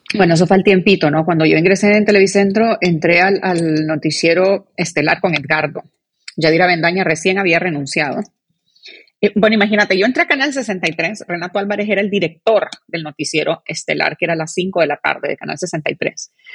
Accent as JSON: {"language": "Spanish", "country": "Honduras", "said": "como hondureños"}